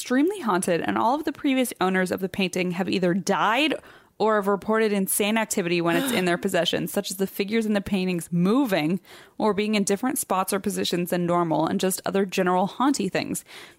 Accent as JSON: {"language": "English", "town": "Nashville", "region": "Tennessee", "country": "United States", "said": "Wrong. I'm from Nashville."}